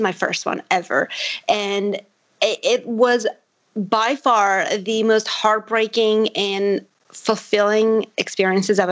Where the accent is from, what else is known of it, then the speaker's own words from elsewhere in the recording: Armenia; first language Armenian; English is a second language; I'm Armenian. So my first language is Armenian.